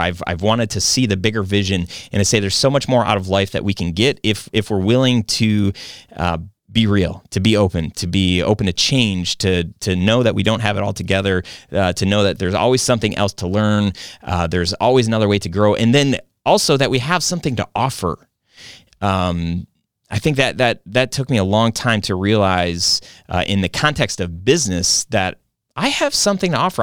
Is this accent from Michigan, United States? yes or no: yes; Michigan, United States; born or raised there